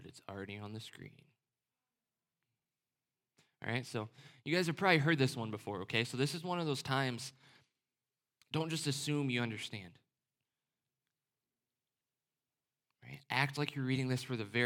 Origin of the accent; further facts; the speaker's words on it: the North, United States; My family's from the South, even though I was raised in the North.